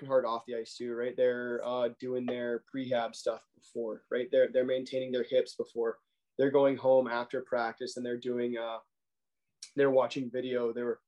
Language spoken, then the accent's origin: English; Arlington, Texas, United States; also born or lived in Ohio; I'm from Arlington, Texas, right outside Dallas. Grew up a Stars fan